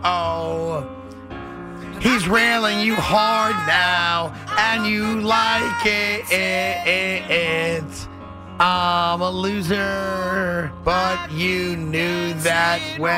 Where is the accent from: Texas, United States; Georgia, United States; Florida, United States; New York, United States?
New York, United States; I say we as a New Yorker